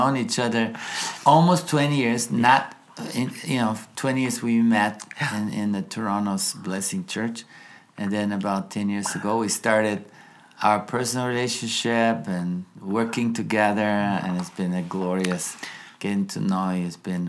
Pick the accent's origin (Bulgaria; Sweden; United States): Bulgaria; English is a second language; moved away; I grew up in Bulgaria, which at the time was communist country.